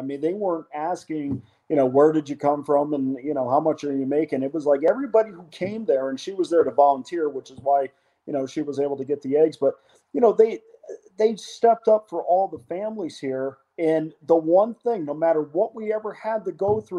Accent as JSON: {"language": "English", "area": "Albany area", "region": "central New York", "country": "United States", "moved": "as an adult", "lives_now": "Las Vegas, United States", "said": "I'm from central New York around the Albany area"}